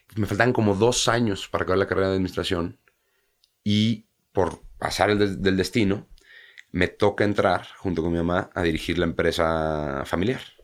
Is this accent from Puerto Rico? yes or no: no; Mexico; moved away as an adult; now in England; no soy un mexicano que, que se fue a vivir allá desde los 10 años, es diferente, ¿no? Porque los inicios son aquí